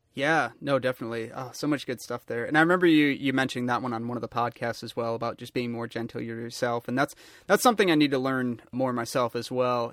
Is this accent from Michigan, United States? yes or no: yes; Michigan, United States; born and raised in Michigan